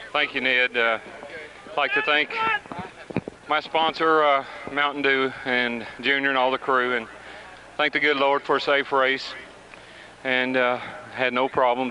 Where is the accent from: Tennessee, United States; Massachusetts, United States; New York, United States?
Tennessee, United States; Nashville; all these good old Nashville people, all my hometown folks